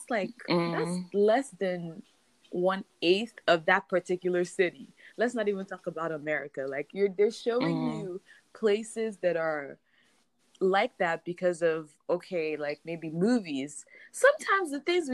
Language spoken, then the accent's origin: English; Nigeria; moved away as an adult; now in Maryland, United States; I live in Maryland, USA, but I grew up in Nigeria, Puthakot, with Shalom